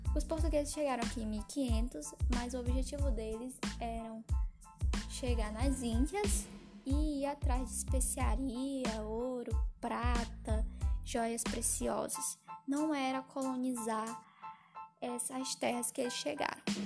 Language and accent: Portuguese; Ceará, Brazil; also born or lived in Rio Grande do Norte; sou cearense